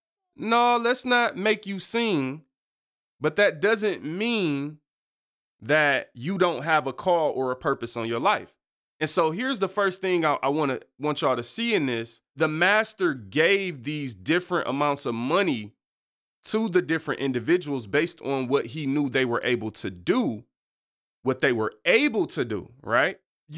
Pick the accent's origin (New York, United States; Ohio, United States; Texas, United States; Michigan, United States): Michigan, United States; Detroit; born there; I was born in Detroit on East 7 Mile and my family didn't have a lot of money.